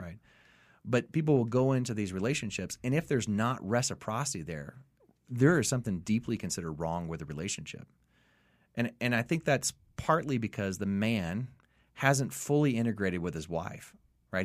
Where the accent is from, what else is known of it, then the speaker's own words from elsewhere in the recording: the South, United States; I'm from the South